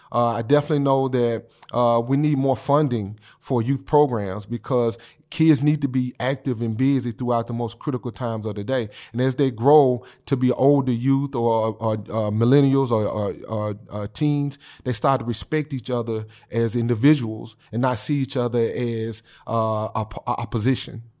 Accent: Memphis, Tennessee, United States; I'm a guy that's, uh, homegrown. from Memphis, Tennessee. I grew up in District Eight

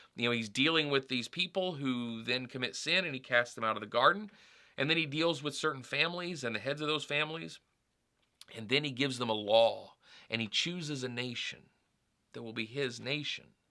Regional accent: United States; I identify, uh, as an American

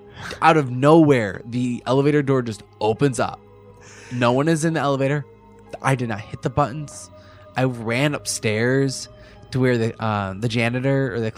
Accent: Lockport, United States; I grew up in Lockport from like birth to like teenage years.

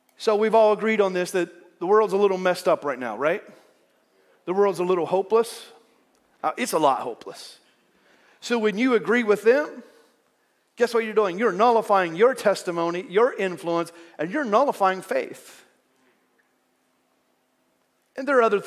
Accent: United States; accent: southern

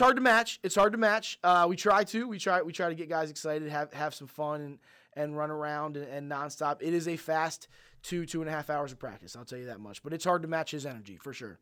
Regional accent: Mount Airy, Maryland, United States; I grew up in Mount Airy

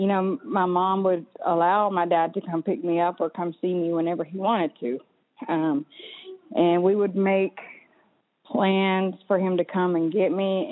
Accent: Cherokee, North Carolina, United States; I grew up in Cherokee, North Carolina, Paint Town community, with my mom mostly

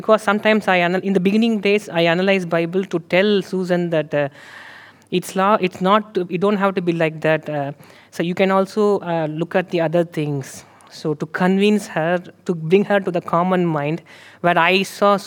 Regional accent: India; moved away; I am from India

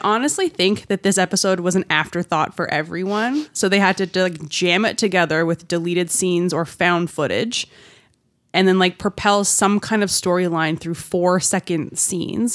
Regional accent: Newmarket, Ontario, Canada; moved away; my hometown

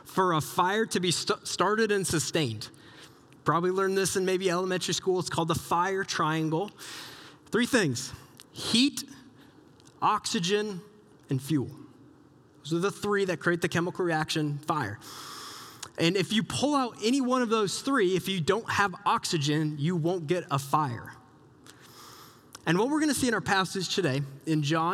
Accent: Southeast Iowa, United States; moved away; I grew up in Southeast Iowa

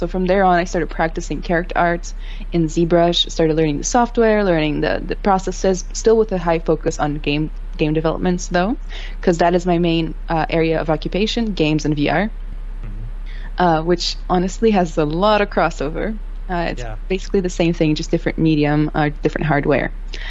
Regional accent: Rio de Janeiro, Brazil; English is a second language; moved away as an adult; now in United States; So I'm from Brazil, Rio specifically. Mm-hmm. I've lived in four countries, lived here for like 10 years now in the United States. I came here to do college.

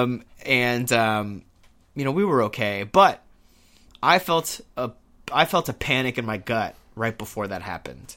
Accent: Houston, Texas, United States; moved away; I'm from Houston. I was in Houston when Hurricane Harvey hit

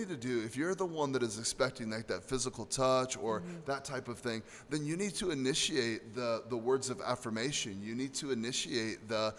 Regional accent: United States; especially as American men

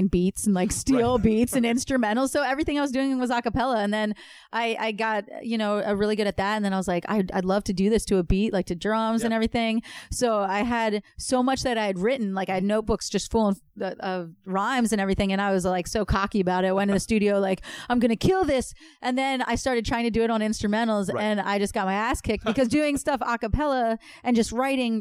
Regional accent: Philadelphia, Pennsylvania, United States; I'm from Philadelphia

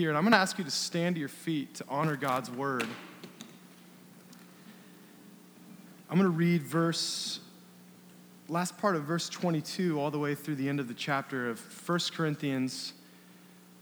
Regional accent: Bend, Oregon, United States; I grew up in Bend

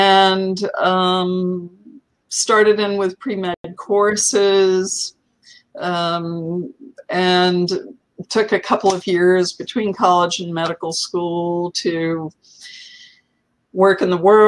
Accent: New Jersey, United States; It was in central New Jersey, the Garden State.

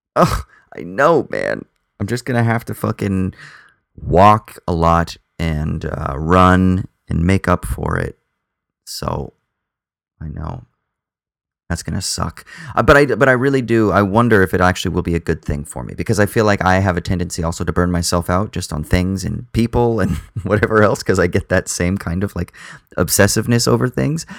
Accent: Southern California, United States; now in Sydney, Australia; I'm from Southern California and I grew up in the ocean

